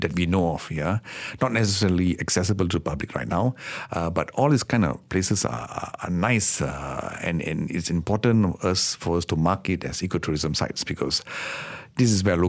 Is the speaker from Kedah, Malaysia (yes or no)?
yes; Kedah, Malaysia; born or raised there